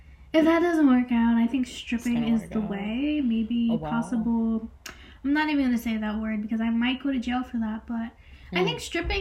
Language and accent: English; New York City, New York, United States; I'm from a beautiful, magical place that everybody would like to visit, and that is the Bronx